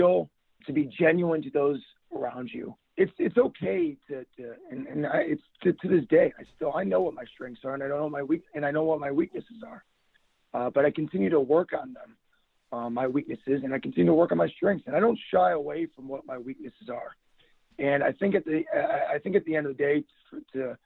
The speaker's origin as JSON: {"language": "English", "town": "Buffalo", "region": "New York", "country": "United States", "also_born_or_lived": "Berea, Ohio", "moved": "yes", "said": "Now, I tell everyone I'm from Buffalo, New York, but I became a man in Berea, Ohio."}